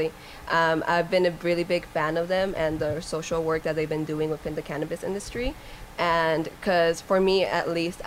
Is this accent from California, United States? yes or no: yes; Fontana, California, United States; moved away as an adult; now in San Diego, United States; I'm originally from Fontana, California, and then moved to San Diego for college, and I've been there ever since